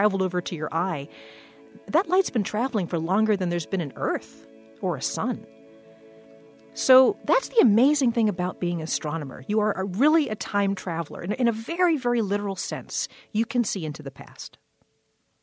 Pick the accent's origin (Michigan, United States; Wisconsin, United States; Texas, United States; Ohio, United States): Wisconsin, United States; Waukesha; I grew up in Waukesha, Wisconsin, which is a suburb of Milwaukee